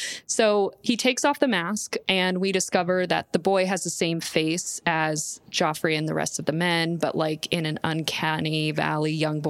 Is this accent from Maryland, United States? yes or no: no; Florida, United States; I'm from Florida.